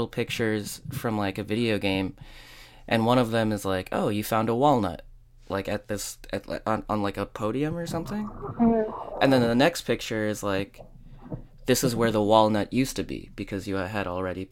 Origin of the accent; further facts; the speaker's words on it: United States; it's like my hometown.